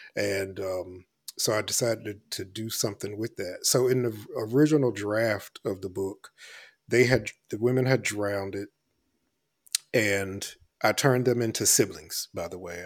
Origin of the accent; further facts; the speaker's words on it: Elizabeth City, North Carolina, United States; moved away; I grew up in Elizabeth City, North Carolina